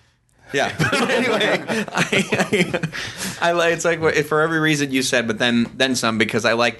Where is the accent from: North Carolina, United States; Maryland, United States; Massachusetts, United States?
Massachusetts, United States; moved away; I'm from Massachusetts.